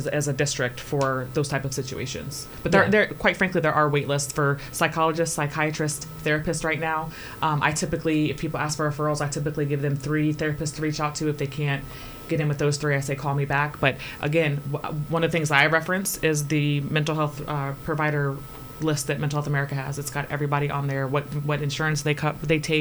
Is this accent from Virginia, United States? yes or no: yes; Fredericksburg, Virginia, United States; I was born and raised in Fredericksburg